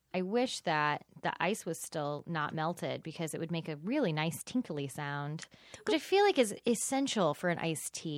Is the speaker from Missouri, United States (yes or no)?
no; Texas, United States; I'm from Texas, where Pace is from